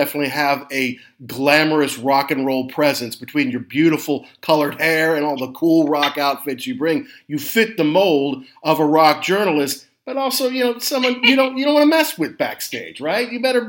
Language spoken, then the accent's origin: English; United States; I feel like you can't really understand the … experience as an American.